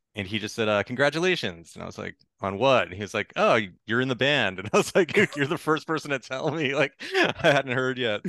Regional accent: Lynnfield, Massachusetts, United States; I grew up just north of Boston

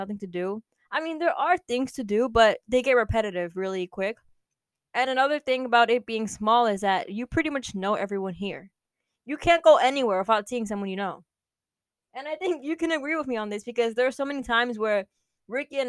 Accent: New York, United States; I met some of my best friends on this island

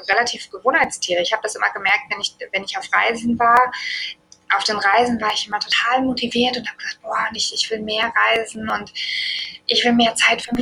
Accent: Germany; Ähm, und ich meine, wir kommen aus Deutschland.

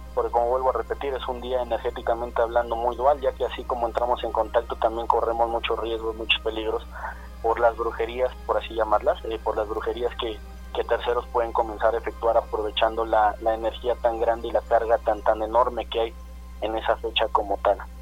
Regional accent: Mexico; nosotros en realidad como mexicanos

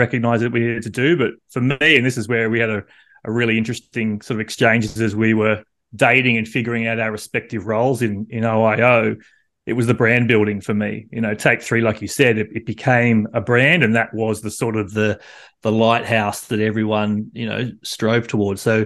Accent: East Coast of Australia, Australia; growing up on the East Coast of Australia

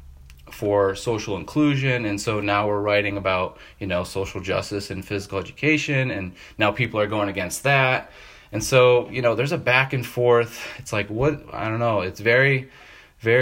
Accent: Tonawanda, New York, United States; born and raised in Tonawanda, New York, which is north of Buffalo in between Niagara Falls and Canada there

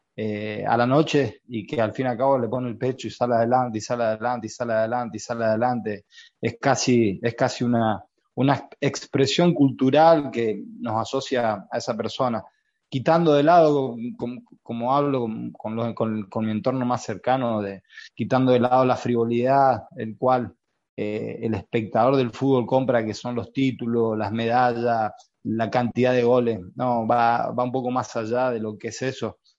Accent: Argentina; siendo argentino

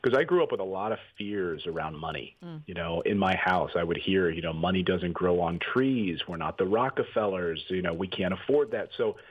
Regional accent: Reading, Pennsylvania, United States; also born or lived in Philadelphia, Pennsylvania / Cherry Hill, New Jersey; So I spent my high school years and junior high and elementary in Reading, Pennsylvania

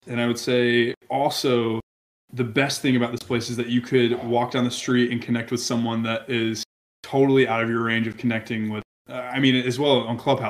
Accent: Montgomery, Alabama, United States; also born or lived in Niceville, Florida; now in Nashville, United States; Montgomery, my hometown

